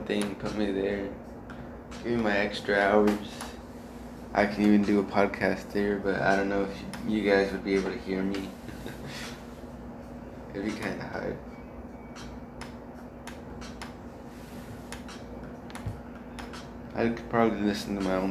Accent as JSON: {"language": "English", "country": "United States", "also_born_or_lived": "Mexico", "moved": "yes", "said": "since I moved to America, I came from Mexico. I'm originally from America. I went to Mexico and came back."}